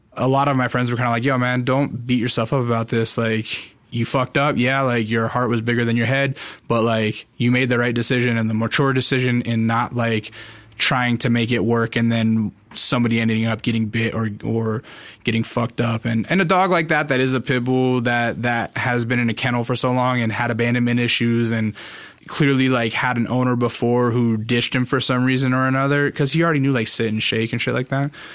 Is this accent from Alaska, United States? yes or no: yes; Alaska, United States; now in Los Angeles, United States; I grew up in Alaska